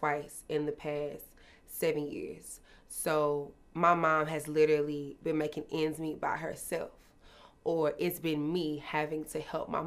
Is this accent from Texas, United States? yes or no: yes; Dallas, Texas, United States; I'm from Dallas, Texas